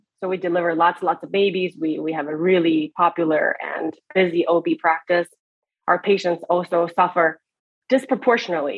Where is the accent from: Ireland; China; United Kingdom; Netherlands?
China; Beijing; moved away as an adult; also born or lived in Eastern Washington State, United States; now in United States; I grew up in Beijing, China, where we have one of the biggest countries in the biggest cities in the world.